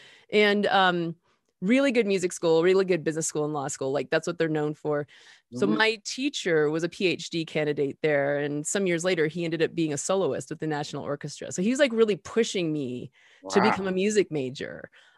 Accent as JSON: {"language": "English", "town": "Denver", "region": "Colorado", "country": "United States", "tie": "born or raised there", "said": "maybe when I was about somewhere between 6 and 8, maybe growing up in Denver."}